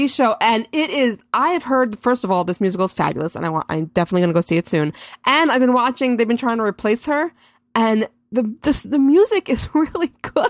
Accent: New York, United States; I'm just a New Yorker.

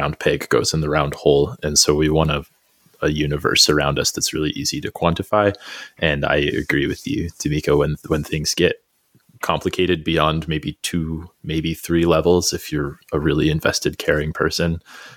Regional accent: Albuquerque, New Mexico, United States; moved away; I grew up in the South Valley of Albuquerque

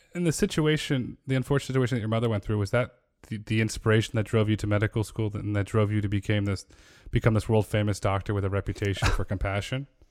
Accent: Connecticut, United States; moved away as an adult; I grew up in Connecticut

